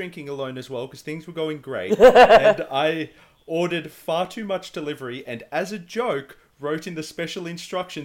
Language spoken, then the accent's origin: English; Australia; as an Australian